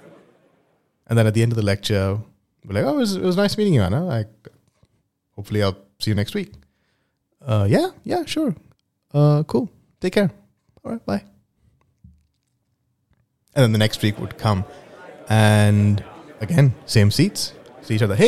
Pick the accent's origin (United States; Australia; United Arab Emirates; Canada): United Arab Emirates; Dubai; moved away as an adult; also born or lived in India / United Kingdom; I'm originally from India, but I grew up in Dubai